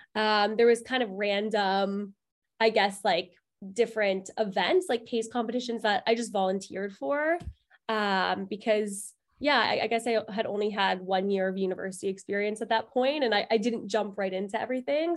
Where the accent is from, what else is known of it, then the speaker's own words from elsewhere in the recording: Toronto, Ontario, Canada; I was born and raised in Toronto, and I went to Concordia